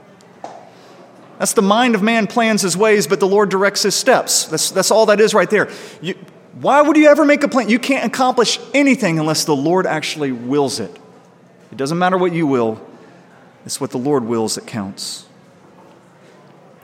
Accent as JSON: {"language": "English", "country": "United States", "tie": "born or raised there", "said": "I'm a guy. I'm white. I was born in America"}